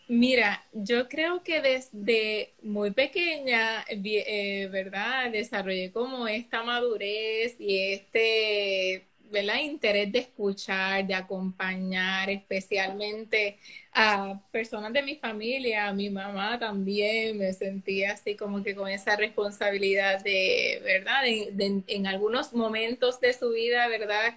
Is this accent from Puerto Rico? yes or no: yes; San Lorenzo, Puerto Rico; soy samaritana, soy natural de San Lorenzo